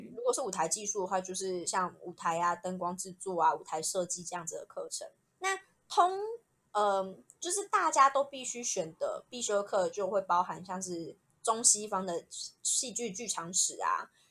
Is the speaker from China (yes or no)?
no; Hsinchu, Taiwan; moved away as an adult; 家乡新竹